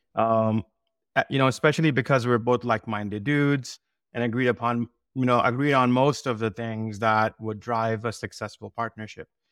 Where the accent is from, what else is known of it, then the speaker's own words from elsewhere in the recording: South Shore of Massachusetts, United States; I grew up here in South Shore of Massachusetts